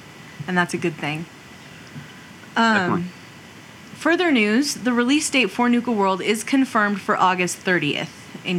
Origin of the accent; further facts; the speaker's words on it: New Mexico, United States; I'm also from New Mexico